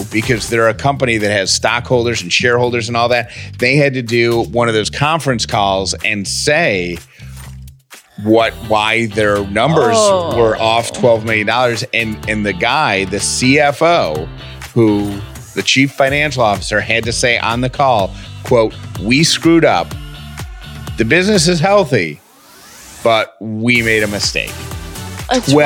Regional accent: upstate New York, United States; There's a company in my hometown that owns over 1,000 Burger King restaurants.

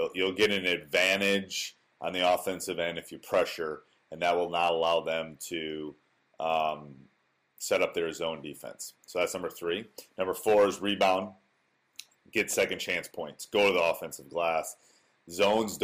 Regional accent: Wisconsin, United States; I grew up in Wisconsin. I went away for school, but then came back

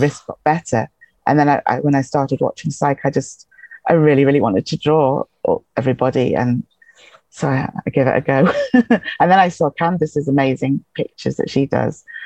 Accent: England, United Kingdom; accent: English; now in Highlands, Scotland; born in England, so it's an English accent

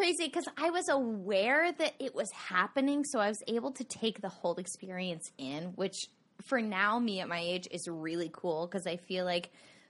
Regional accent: Overland Park, Kansas, United States; I'm from Overland Park, Kansas.

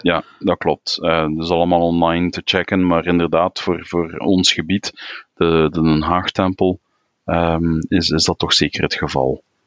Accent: Belgium; België ja, is tweetalig. We hebben een, een, een, een Nederlandstalig gebied, Vlaanderen

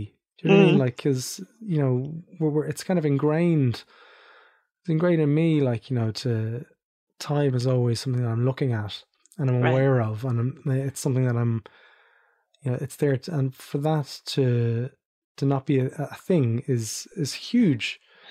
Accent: Ireland; But we were talking earlier about me growing up in Ireland in early 80s, mid 80s, whatever it was.

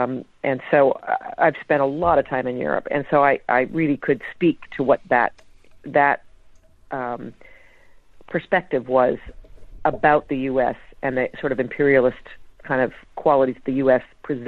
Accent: Canada; possibly because I grew up in Canada.

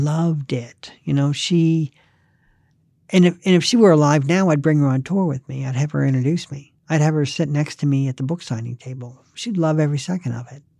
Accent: the South, United States; I'm not Southern. I grew up in the South, but I d, I wasn't born there

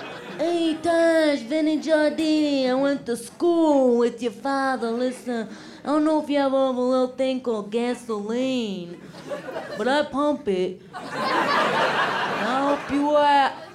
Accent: Rockford, Illinois, United States; So I'm from Illinois.

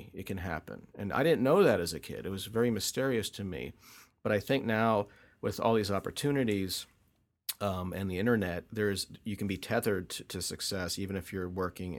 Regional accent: North Carolina, United States; born there; Yeah, I was born in North Carolina.

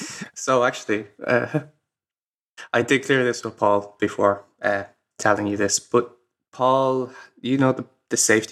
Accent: Ireland; So, I'm Irish. And I'm very proud of it.

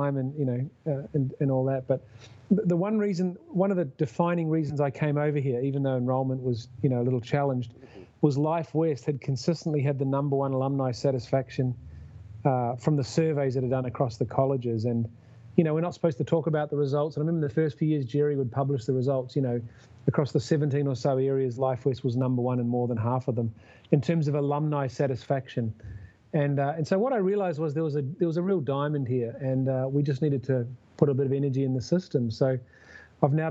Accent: Wellington, New Zealand; now in San Francisco Bay Area, United States; I grew up in Wellington

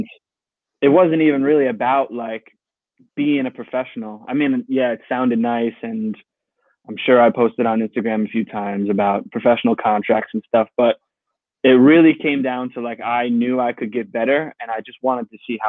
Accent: Monroe, New York, United States; I'm from Monroe, New York.

